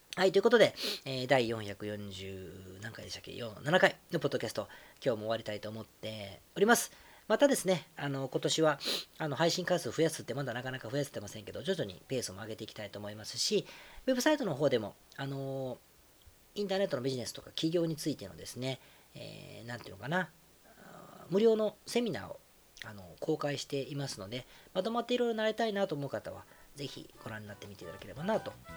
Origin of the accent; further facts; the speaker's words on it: Osaka, Japan; moved away; 自分の実家が大阪